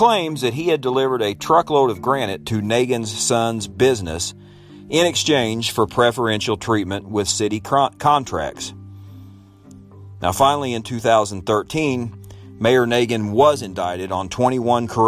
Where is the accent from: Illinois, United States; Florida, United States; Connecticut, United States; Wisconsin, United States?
Illinois, United States; in my home state